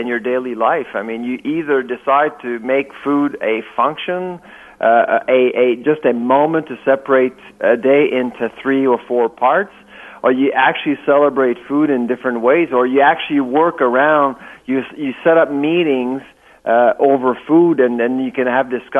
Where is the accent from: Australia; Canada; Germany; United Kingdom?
Canada; Quebec; I'm from Quebec, and Quebec is, of course, a little bit different when it comes to food